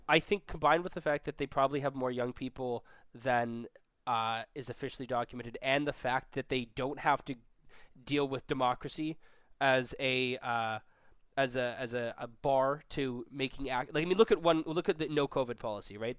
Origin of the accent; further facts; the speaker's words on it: Vancouver, British Columbia, Canada; now in Toronto, Canada; we're both from Vancouver. We both live in Toronto now.